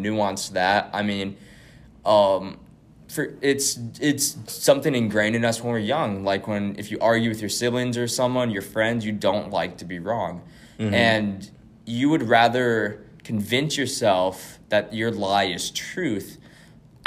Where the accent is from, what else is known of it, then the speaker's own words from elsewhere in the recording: Billings, Montana, United States; I'm from Billings, Montana